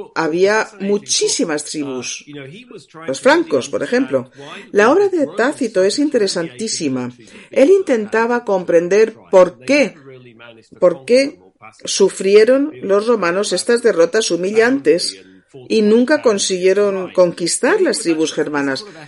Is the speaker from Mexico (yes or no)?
no; England, United Kingdom; yo soy inglés